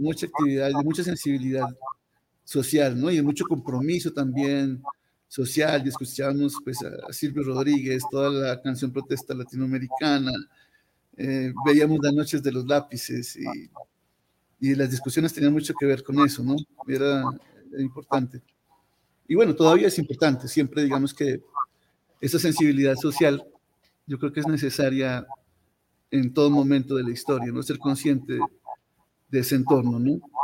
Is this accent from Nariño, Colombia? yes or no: yes; Pasto, Nariño, Colombia; also born or lived in Leticia; Yo soy un pastuso, yo soy un pastor más, yo nací aquí en Pasto, por allá a principios de la década de los 70. Eh, y pasé la, mayor parte de, mi infancia y mi juventud